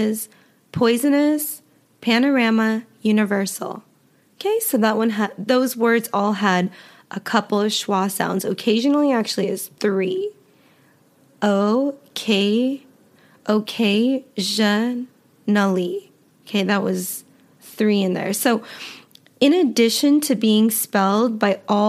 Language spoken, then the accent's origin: English; United States; accent: American; I am American, and so all of my pronunciation will be with an American accent